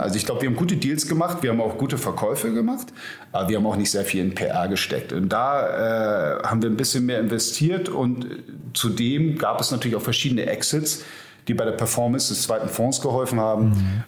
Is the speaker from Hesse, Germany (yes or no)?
no; Hamburg, Germany; ich bin Hamburger Jung, 47 ähm, Jahre alt